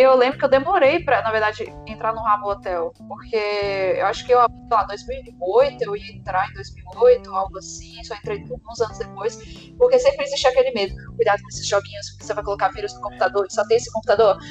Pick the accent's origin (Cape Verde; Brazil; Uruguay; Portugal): Brazil; Brasília, Federal District; sou daqui de Brasília, do Cerradão